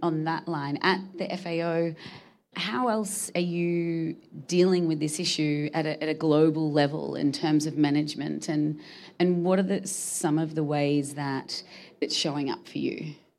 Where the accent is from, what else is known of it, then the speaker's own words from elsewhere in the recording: Australia; I'm from Australia